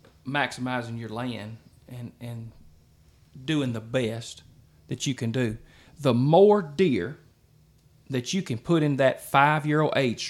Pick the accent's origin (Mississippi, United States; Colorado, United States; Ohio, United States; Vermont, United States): Mississippi, United States; Lowndes County; I grew up in Lowndes County, Mississippi.